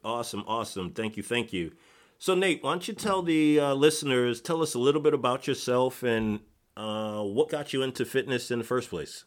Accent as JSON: {"language": "English", "region": "Connecticut", "country": "United States", "moved": "yes", "said": "I'm originally from Connecticut"}